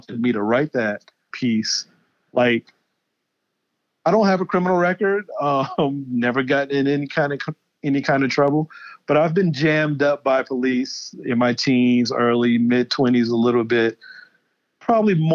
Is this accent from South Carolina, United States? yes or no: yes; Charleston, South Carolina, United States; I'm born and raised in Charleston, South Carolina